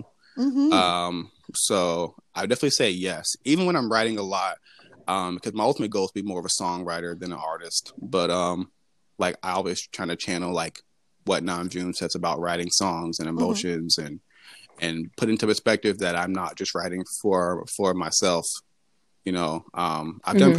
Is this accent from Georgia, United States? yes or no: yes; Atlanta, Georgia, United States; I grew up in Atlanta